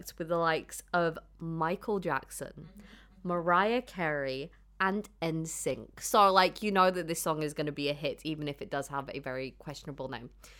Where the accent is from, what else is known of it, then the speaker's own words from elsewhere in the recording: United Kingdom; accent: British; The British in me. When I'm like reading like this, my accent gets really like proper.